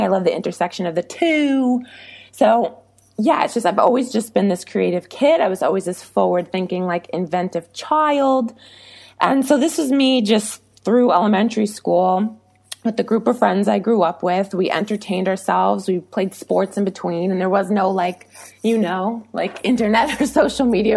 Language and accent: English; New York, United States; I'm from New York and it happened, you know, 40 minutes away from where I went to school and where we lived